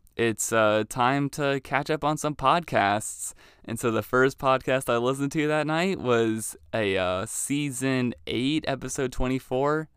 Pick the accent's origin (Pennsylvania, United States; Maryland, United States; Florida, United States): Maryland, United States; moved away as an adult; now in Youngstown, United States; I'm from Maryland